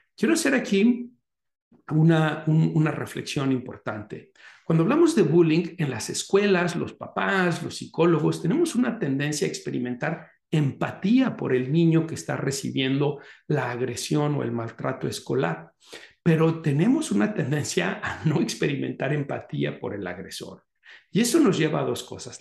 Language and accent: Spanish; Mexico; now in United States; México es el país de donde yo soy originario y Estados Unidos, que es el país que me está en este momento, digamos, recibiendo, en donde yo estoy viviendo